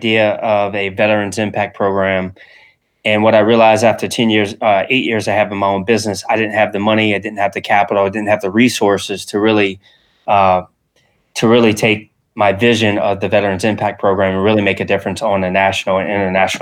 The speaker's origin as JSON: {"language": "English", "region": "Louisiana", "country": "United States", "tie": "born or raised there", "said": "I was raised in Louisiana here in the United States"}